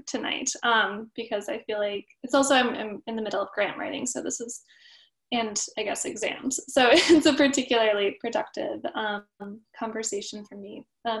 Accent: Midwest, United States; I'm from the Midwest

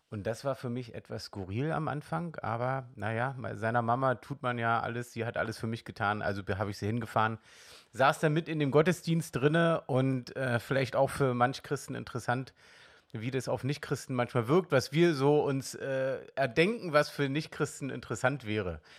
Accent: East Germany, Germany; ich bin im Osten aufgewachsen und da war wirklich vom Glauben her Jedenfalls nicht, dass ich mich erinnern kann, dass ich da richtig was gehört habe.

